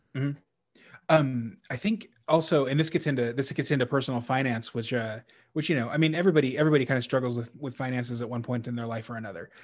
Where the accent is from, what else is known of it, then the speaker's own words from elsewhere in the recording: Texas, United States; I was raised Catholic in Texas where everybody's Southern Baptist